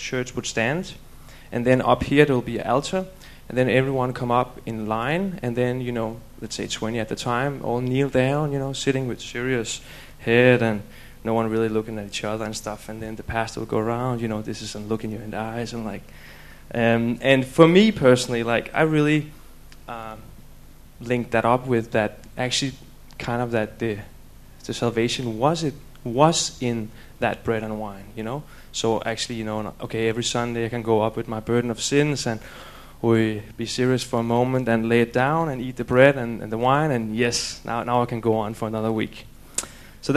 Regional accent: Denmark; moved away; I'm from Denmark

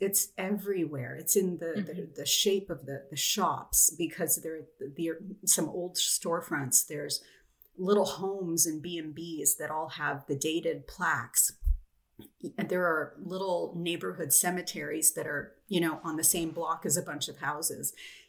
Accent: Canada; being Canadian

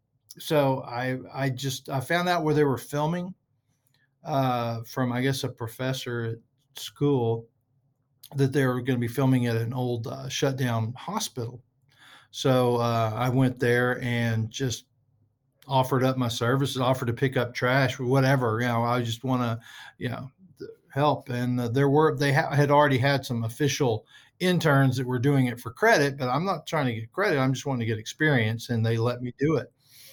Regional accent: Groves, Texas, United States; I'm originally from the Port Arthur area, which is I'm from a little town called Groves, which is okay. A suburb of Port Arthur, which is a suburb of Beaumont, which is kind of a suburb of Houston.

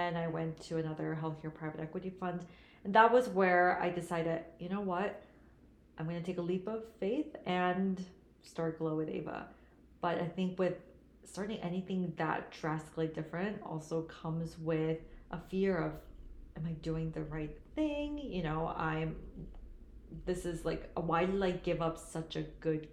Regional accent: Shanghai, China; also born or lived in South Korea; now in United States; I was born in Korea, but raised in China. Both my parents are Korean, but given the culture, you know, I grew up in Korea and Shanghai

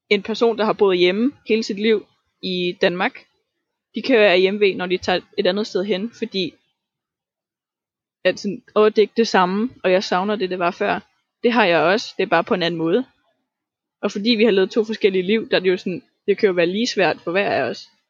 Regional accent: Tanzania; now in Denmark; og dengang jeg voksede op i Tanzania, og alle mine venner, og alle mine ting, og stedet, og følelsen, og kulturen, og mine forældre.

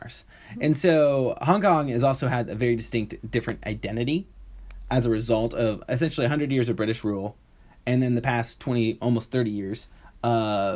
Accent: Portland, United States; I'm from Portland and that's what we do here

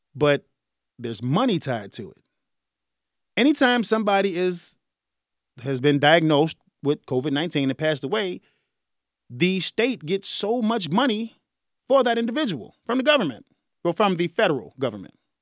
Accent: Chicago, Illinois, United States; I'm from Chicago

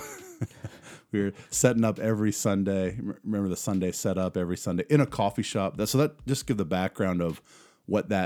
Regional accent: Columbia, South Carolina, United States; moved away as an adult; now in Germany; I'm from Columbia. Well, from Columbia, lived there the longest out of my life

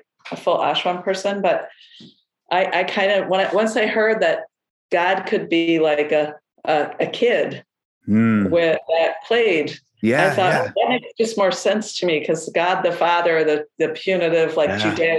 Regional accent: upstate New York, United States; I grew up in upstate New York

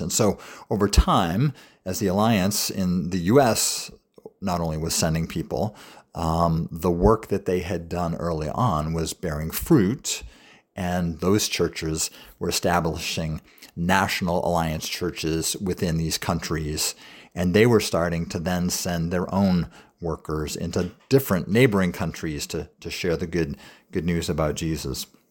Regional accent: New England, United States; now in York, United States; as a young, young boy growing up in New England

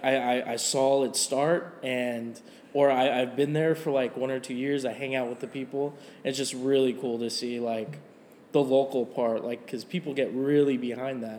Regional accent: Nevada, United States; now in Tulsa, United States; I'm originally from Nevada

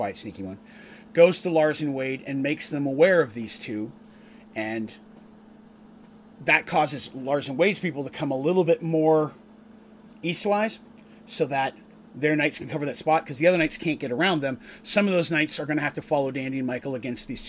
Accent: Canada; now in United States; where I grew up in Canada, there are a lot of Scots

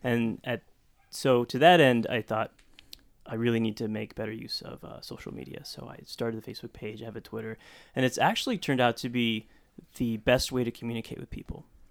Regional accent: Stockton, California, United States; growing up in Stockton

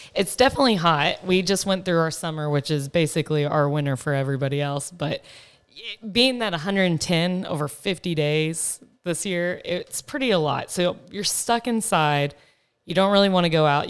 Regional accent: Texas, United States; moved away as an adult; also born or lived in Dallas, Texas; now in Phoenix, United States; I grew up in Texas. Being a Texas girl was hard to leave

